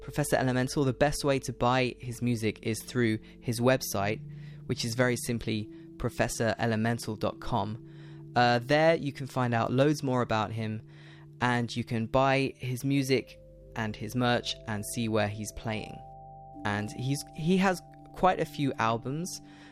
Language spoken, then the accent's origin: English; United Kingdom